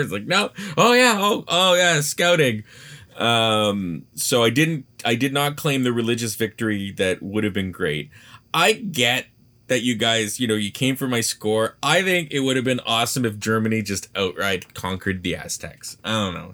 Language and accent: English; Canada; as a Canadian